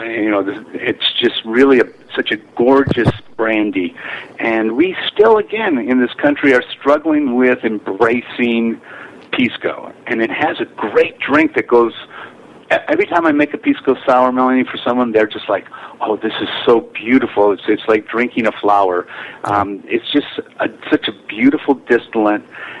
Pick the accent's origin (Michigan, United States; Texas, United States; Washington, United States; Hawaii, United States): Michigan, United States; I'm from Michigan